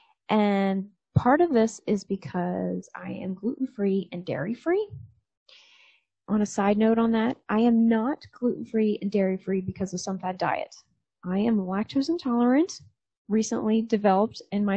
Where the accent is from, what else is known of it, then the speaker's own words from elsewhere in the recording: New Jersey, United States; moved away; also born or lived in Annapolis, Maryland; that's the town I was born